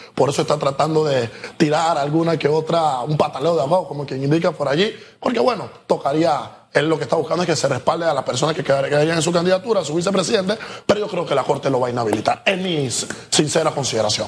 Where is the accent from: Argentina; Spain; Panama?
Panama; como panameños